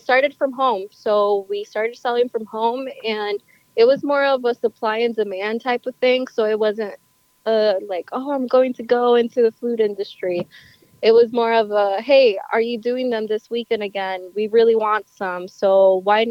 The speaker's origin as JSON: {"language": "English", "country": "Honduras", "moved": "yes", "lives_now": "Goshen, United States", "said": "I'm originally from Honduras."}